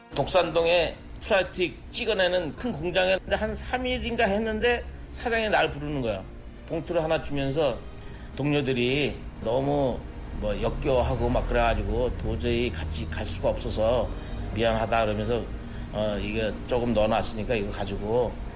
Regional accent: Yanggu, Gangwon, South Korea; now in Seoul, South Korea; 제가 이제 고향이 강원도 그 양구

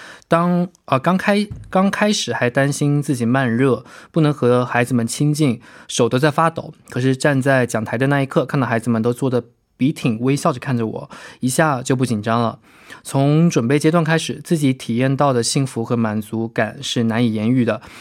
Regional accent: Beijing, China

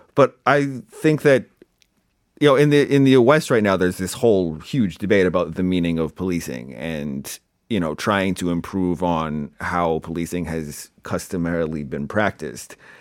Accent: Canada; now in Seoul, South Korea; I come across as too Canadian

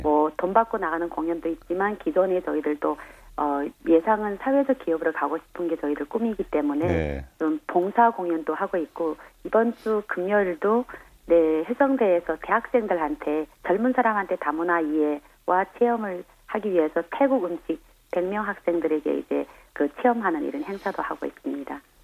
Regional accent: China; Korean is a second language; moved away as an adult; now in South Korea; 중국에서 왔고요

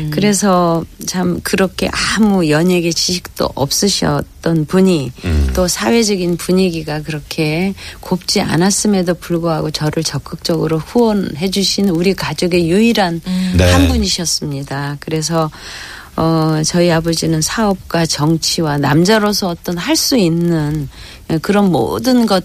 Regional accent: Busan, South Korea; born there; 저가 이제 부산서 태어났는데 부산에서 그 친척들이 집안에 없는 아이가 나왔다고

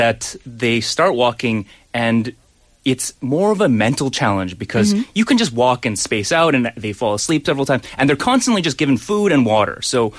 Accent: Winnipeg, Manitoba, Canada; … is from my hometown of Winnipeg.

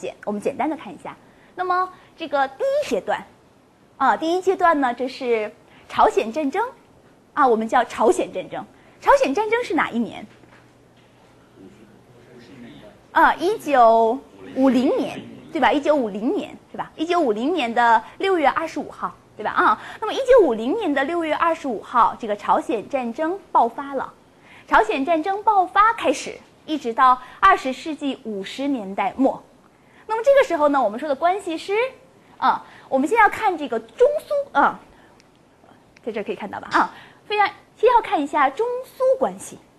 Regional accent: China; 因为我是中国人

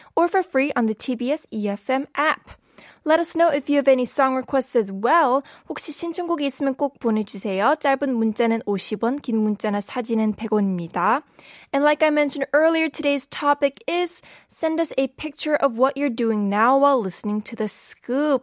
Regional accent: California, United States; now in South Korea; I'm from California

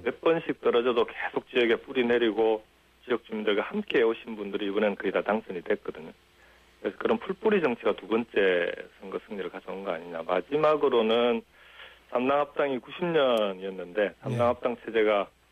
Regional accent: Jinju, South Gyeongsang, South Korea; also born or lived in Goseong, South Gyeongsang; now in Gimhae, South Korea; 고향은 경남 고성이고 6학년 예. 때 이제 진주로 가서 진주에서 초중고등학교를 다 나왔죠

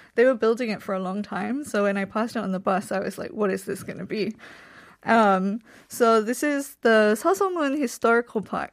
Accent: England, United Kingdom; moved away as an adult; also born or lived in Iksan, South Korea; now in Seoul, South Korea; I'm from England

